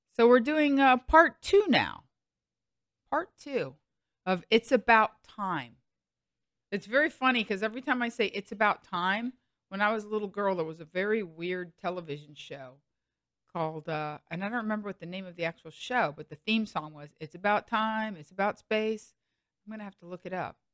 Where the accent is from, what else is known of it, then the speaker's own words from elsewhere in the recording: United States; also born or lived in Los Angeles; as an American who's lived twenty years in Los Angeles